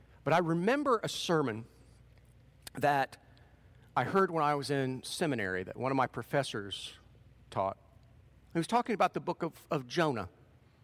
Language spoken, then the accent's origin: English; Portsmouth, Ohio, United States; moved away; That's part of that is my home territory. I grew up in Portsmouth